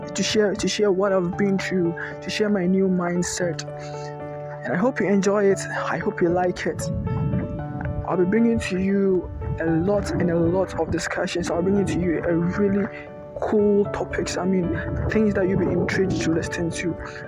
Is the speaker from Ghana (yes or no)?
yes; Ghana; just a teenager. I am 19 years old. I was born in Ghana.